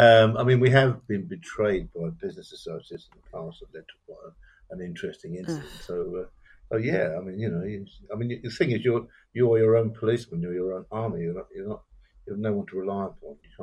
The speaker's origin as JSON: {"language": "English", "region": "England", "country": "United Kingdom", "also_born_or_lived": "Sealand", "said": "I'm very proud of being British. I might even say English"}